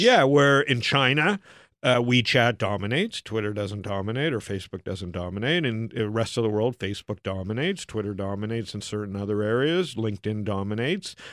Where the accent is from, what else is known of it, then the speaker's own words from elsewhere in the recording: Canada; also born or lived in Arizona; now in United States; as a Canadian in America